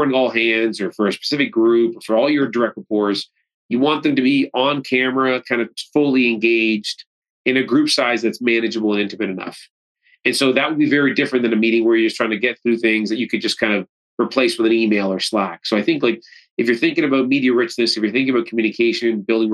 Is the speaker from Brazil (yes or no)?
no; Canada; I'm Canadian